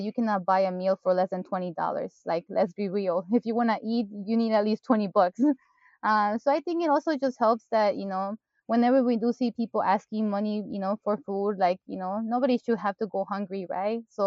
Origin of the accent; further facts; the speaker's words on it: Mexico; moved away; I grew up in Mexico and I'm used to, like, people greeting each other, even if you're a stranger